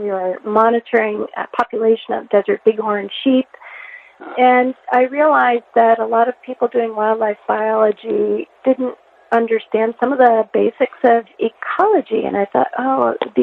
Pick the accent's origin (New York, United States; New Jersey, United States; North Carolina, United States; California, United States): New York, United States; upstate; moved away as an adult; also born or lived in New Mexico; now in Ellensburg, United States; I grew up outside a small town in upstate New York